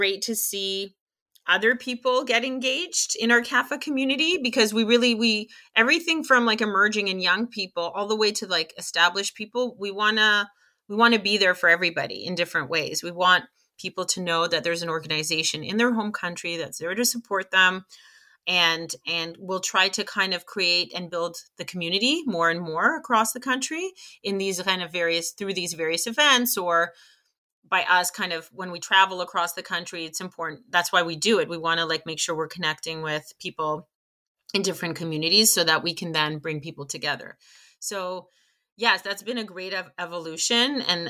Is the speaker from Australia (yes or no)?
no; Canada; And again, we're Canadian, but we live in a global society.